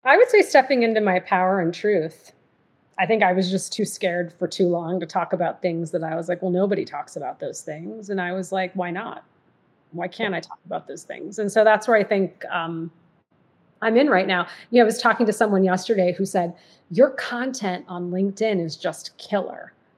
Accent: Massachusetts, United States; moved away; also born or lived in Michigan / New Jersey; I was mostly raised in Massachusetts

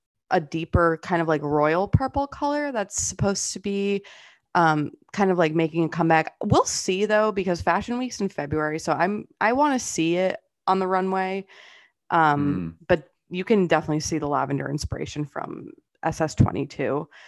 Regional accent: Fall River, Massachusetts, United States; I grew up on the border of Massachusetts and Rhode Island. If you guys know like Fall River.

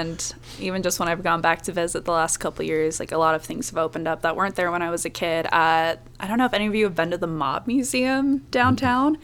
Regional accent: Las Vegas, Nevada, United States; I grew up in Las Vegas

